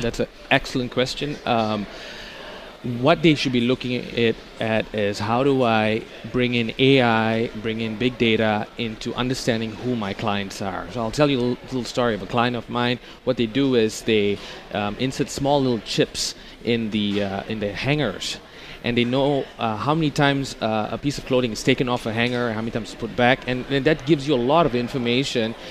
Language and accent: English; Amsterdam, North Holland, Netherlands; I'm from Amsterdam